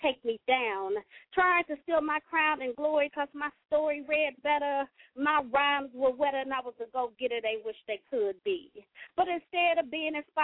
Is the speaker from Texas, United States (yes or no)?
no; Kentucky, United States; now in Cincinnati, United States; I'm calling in Cincinnati. I live in Cincinnati. I represent Cincinnati. I'm born and raised in Kentucky